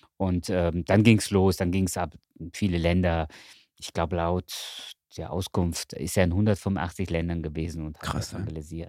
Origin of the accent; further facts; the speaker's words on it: Cologne, North Rhine-Westphalia, Germany; ich wohne in Köln mhm. und ich bin Kölner